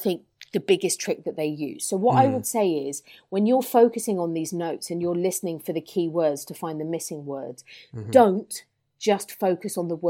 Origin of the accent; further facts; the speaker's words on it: England, United Kingdom; as English people